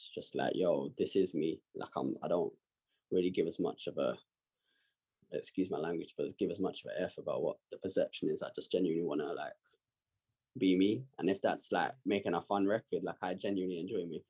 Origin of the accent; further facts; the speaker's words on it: London, United Kingdom; I've always loved growing up where I've grown up